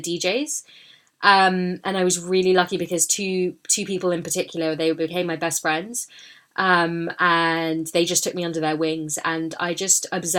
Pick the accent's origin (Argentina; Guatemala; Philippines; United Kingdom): United Kingdom; London; I was born in London, I grew up here